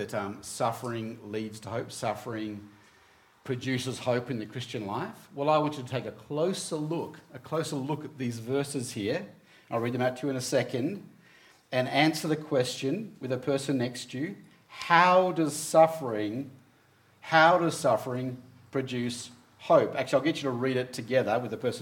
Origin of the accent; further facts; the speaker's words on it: Hobart, Tasmania, Australia; moved away; growing up in Tasmania, most of you know that's where I grew up, that's where I was born, grew up there in Hobart